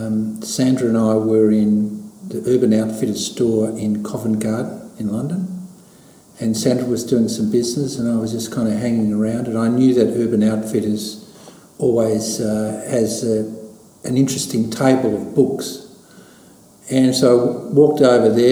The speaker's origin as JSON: {"language": "English", "town": "Beaumaris", "region": "Victoria", "country": "Australia", "tie": "born or raised there", "said": "I grew up in Beaumaris"}